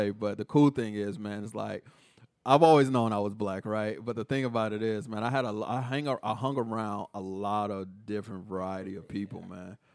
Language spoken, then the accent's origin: English; Killeen, Texas, United States; just growing up in Killeen really helped shape my views on different back I mean ethnicities